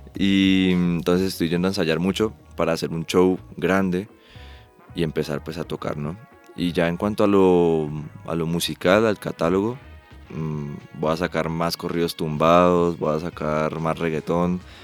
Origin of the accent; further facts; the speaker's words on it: Ibagué, Tolima, Colombia; Yo soy de Ibagué